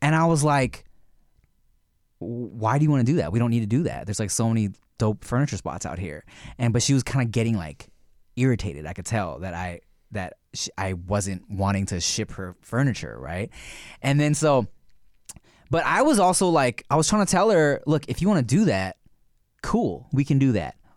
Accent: United States; accent: American; I have an American accent when I speak Thai.

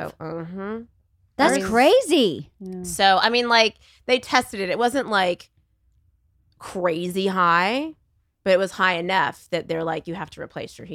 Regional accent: Texas, United States; I'm from Texas, and I'm going to try my hardest

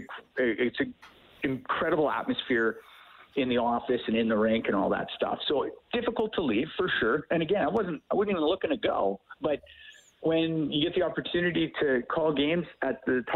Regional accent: Edmonton, Alberta, Canada; I grew up here in Edmonton, and I wanted to come back home

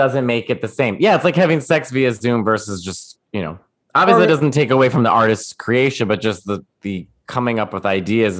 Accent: Chicago, Illinois, United States; I'm from Chicago.

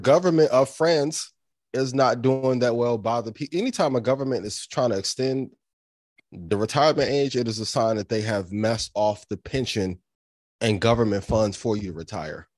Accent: East Chicago, Indiana, United States; I'm a kid from Northwest Indiana, like, to be from East Chicago

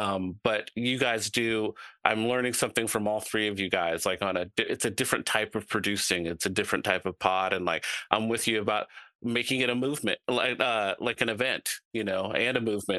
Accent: the Northwest, Pacific Northwest, United States; I've been to Chicago a lot, but I'm not from Chicago. I'm all the way up here in the Northwest, mm-hmm. you know, and I'm Northwest to the bone.

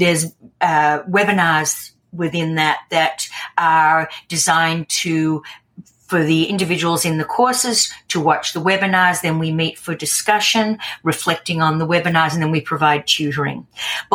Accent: Australia; I'm Australian

